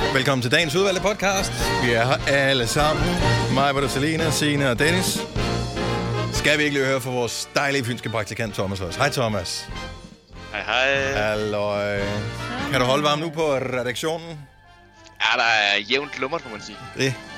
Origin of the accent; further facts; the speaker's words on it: Denmark; man som dansker